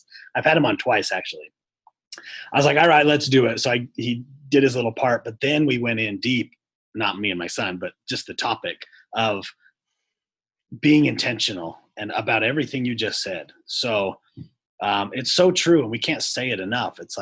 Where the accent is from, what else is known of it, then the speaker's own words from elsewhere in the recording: Texas, United States; I'm from Texas